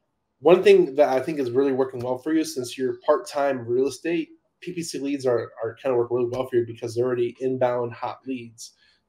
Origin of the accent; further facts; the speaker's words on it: California, United States; I'm from California.